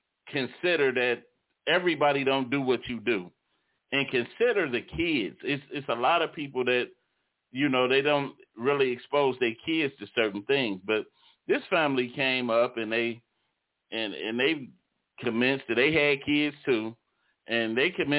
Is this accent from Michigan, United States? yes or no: yes; Detroit, Michigan, United States; born or raised there